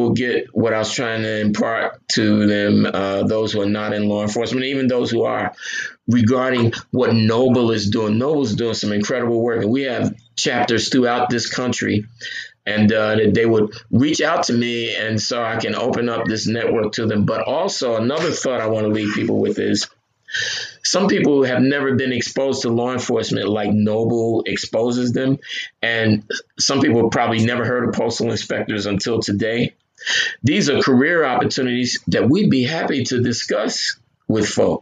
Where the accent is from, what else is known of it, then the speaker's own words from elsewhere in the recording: Newark, New Jersey, United States; now in Ocean County, New Jersey, United States; In my neighborhood where I grew up in Newark